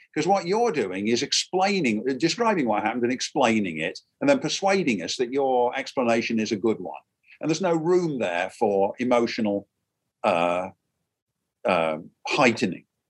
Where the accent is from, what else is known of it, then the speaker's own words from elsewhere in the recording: Derby, East Midlands, United Kingdom; moved away as an adult; now in United States; my hometown is a place called derby it's in the very center of england